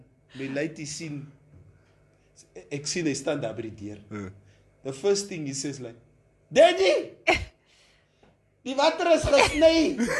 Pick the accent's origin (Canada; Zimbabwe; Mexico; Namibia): Namibia; Windhoek, Khomas; I come from Katatura.